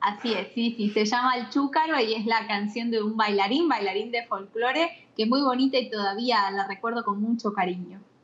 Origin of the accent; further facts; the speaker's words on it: Buenos Aires Province, Argentina; moved away as an adult; now in Franklin, Tennessee, United States; Soy he nacido en la capital, en Buenos Aires, luego he vivido gran parte de, mi infancia y de mi adolescencia a las afueras de la capital, pero muy cerca